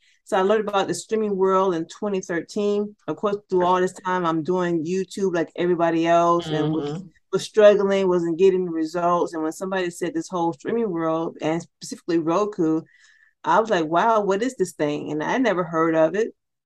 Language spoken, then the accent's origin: English; St. Petersburg, Florida, United States; now in Atlanta, United States; I grew up in Florida, originally from St. Petersburg, Florida.